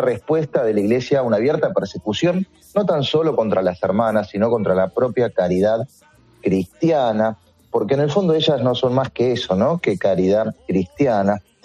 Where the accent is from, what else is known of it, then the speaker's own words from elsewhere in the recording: Argentina; en mi país